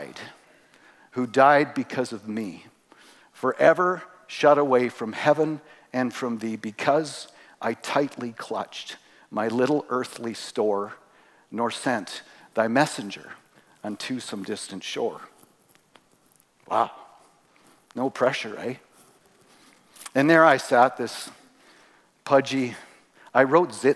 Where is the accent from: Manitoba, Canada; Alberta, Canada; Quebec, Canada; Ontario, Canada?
Alberta, Canada; Three Hills; I grew up here in Three Hills. Actually, we moved here when I was in grade 7.